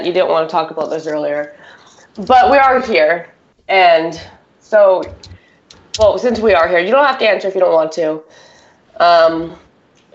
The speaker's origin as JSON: {"language": "English", "country": "Canada", "said": "we're Canadian"}